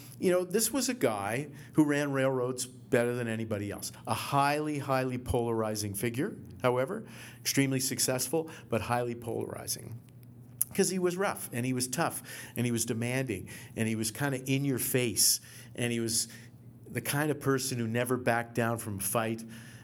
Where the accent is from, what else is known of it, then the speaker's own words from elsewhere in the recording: Halifax, Nova Scotia, Canada; Totally different countries. I'm a kid from Halifax.